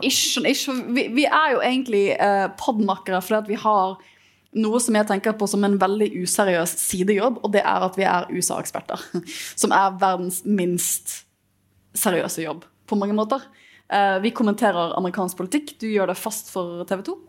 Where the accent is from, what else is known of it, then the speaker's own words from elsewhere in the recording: Bergen, Vestland, Norway; for meg som bergenser